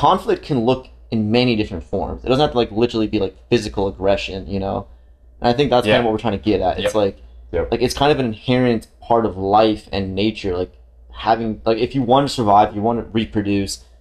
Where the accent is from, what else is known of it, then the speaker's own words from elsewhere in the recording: Romania; now in United States; I'm literally, like, right next to Ukraine. Like, it's my home country